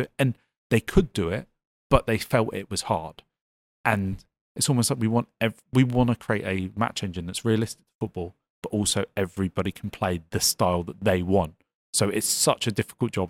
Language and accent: English; Devon, South West England, United Kingdom; moved away; I come from Devon originally